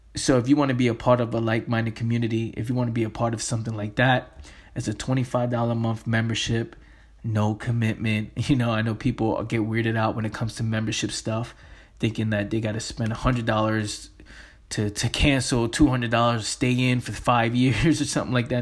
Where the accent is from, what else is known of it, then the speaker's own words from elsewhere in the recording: New York City, New York, United States; Me growing up in the Bronx, in the inner city